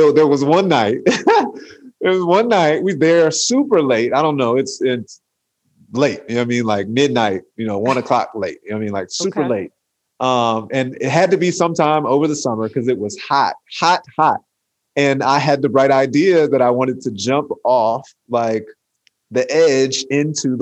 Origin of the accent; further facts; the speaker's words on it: Atlanta, Georgia, United States; I'm from Atlanta